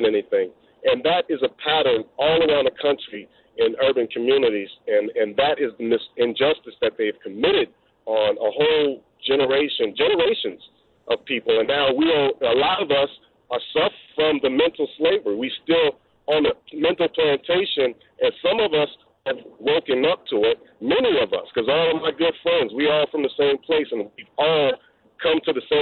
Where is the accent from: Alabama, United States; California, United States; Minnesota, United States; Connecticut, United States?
California, United States; Bay Area; I'm from the Bay Area